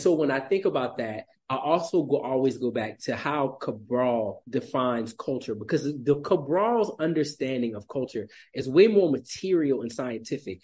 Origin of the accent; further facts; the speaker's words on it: South Carolina, United States; moved away as an adult; now in Burkina Faso; I grew up in South Carolina, which, in the Lowcountry of South Carolina